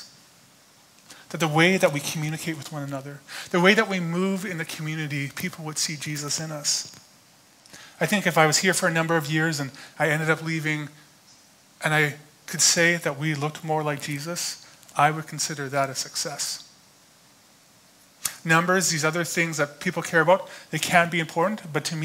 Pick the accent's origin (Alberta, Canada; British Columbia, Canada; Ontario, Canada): Alberta, Canada; Growing up in Alberta, usually I just did landscaping every summer